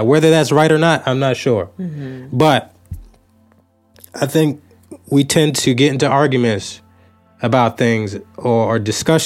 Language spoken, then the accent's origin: English; United States; we are American citizens